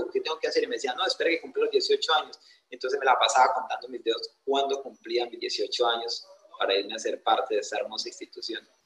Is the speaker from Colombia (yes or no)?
yes; Granada, Meta, Colombia; also born or lived in Antioquia; yo nací en Puerto de Río, Antioquia, pero de muy niño me trajeron a vivir acá, a este hermoso departamento, así que de, tengo descendencia antioqueña, pero crianza llanera. Tengo esas dos, esas dos berraqueras que, que caracterizan a, esos dos departamentos. Yo me crié en el campo, yo soy netamente campesino.